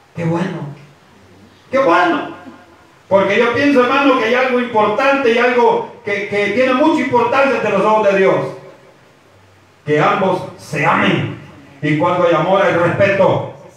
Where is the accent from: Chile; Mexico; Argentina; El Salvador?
El Salvador; como decimos nosotros como salvadoreños